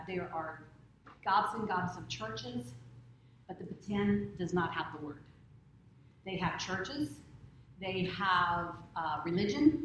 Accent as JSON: {"language": "English", "town": "Grove City", "country": "United States", "tie": "born or raised there", "said": "I was raised in Grove City, graduated from Grove City High School"}